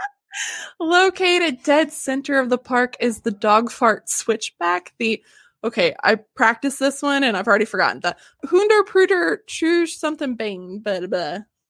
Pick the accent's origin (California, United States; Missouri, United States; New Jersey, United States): Missouri, United States; near Silver Dollar City; Yeah, I grew up near Silver Dollar City